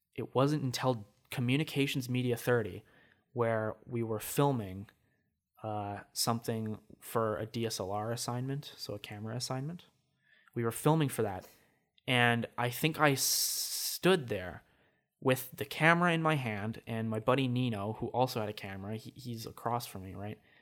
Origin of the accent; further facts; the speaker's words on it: Regina, Saskatchewan, Canada; in grade three, I moved from Saskatoon to Regina. Complete change for me. So, grade four through to halfway through grade seven, I lived in Regina